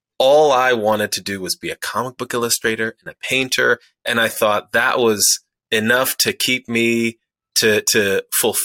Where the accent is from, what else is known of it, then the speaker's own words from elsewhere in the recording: Chicago, Illinois, United States; moved away; also born or lived in Rhode Island; I was born and raised on the South Side of Chicago